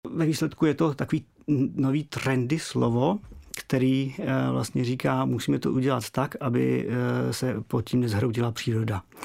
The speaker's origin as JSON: {"language": "Czech", "country": "Czechia", "said": "u nás v Čechách"}